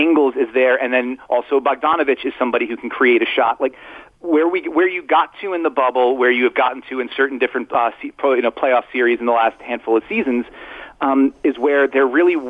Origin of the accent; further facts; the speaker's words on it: Brooklyn, New York, United States; I respect it. I'm from Brooklyn, man. I get it.